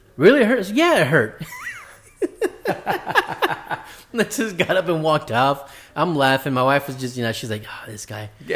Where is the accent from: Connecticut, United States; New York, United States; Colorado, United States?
New York, United States; New York City; I grew up in Queens.